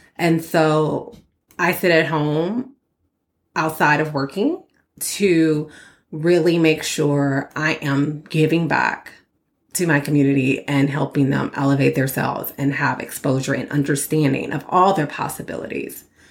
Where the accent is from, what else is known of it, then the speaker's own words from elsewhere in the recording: Port Arthur, Texas, United States; I'm a girl from Port Arthur, Texas